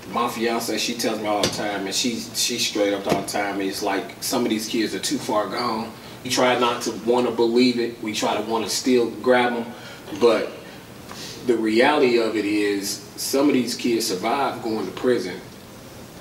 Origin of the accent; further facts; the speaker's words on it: Lexington, Kentucky, United States; I grew up here in Lexington, out in the East End area